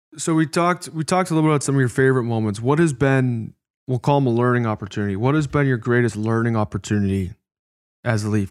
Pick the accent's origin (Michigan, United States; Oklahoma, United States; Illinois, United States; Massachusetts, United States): Illinois, United States; Chicago; moved away; my first N H L game was in my hometown. It was in Chicago